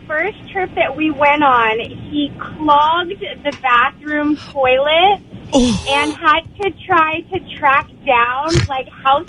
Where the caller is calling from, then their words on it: Long Beach, California, United States; I'm calling from Long Beach.